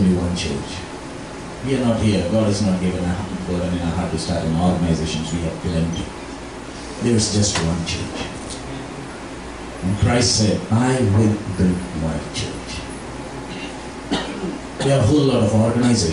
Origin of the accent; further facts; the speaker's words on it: India; We are basically missionaries from India